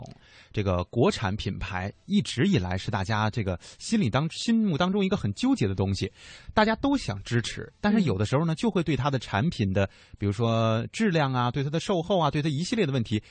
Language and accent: Chinese; China; 因为什么？我们是中国人嘛。